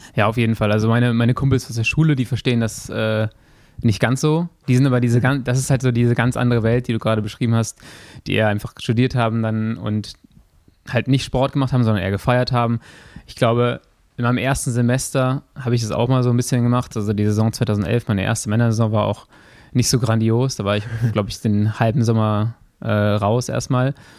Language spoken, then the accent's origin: German; Germany; Ich komme aus Ports